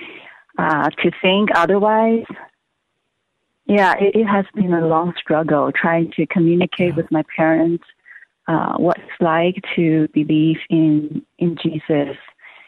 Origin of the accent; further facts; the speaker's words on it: Hong Kong; moved away as an adult; now in Los Angeles, United States; I'm originally from China, Hong Kong, and I came to the U.S. for college